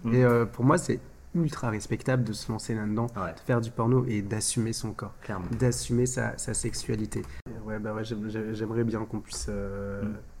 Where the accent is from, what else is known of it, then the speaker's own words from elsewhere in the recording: France; en tant qu'Européens, en tant que Français, on, on a nos, nos, nos, mœurs et nos coutumes